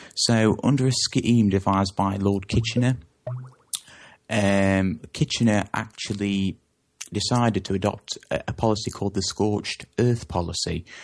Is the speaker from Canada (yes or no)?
no; England, United Kingdom; I come from England